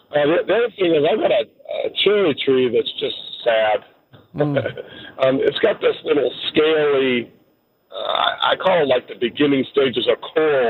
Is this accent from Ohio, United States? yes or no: yes; Ohio, United States; moved away; I'm from Ohio originally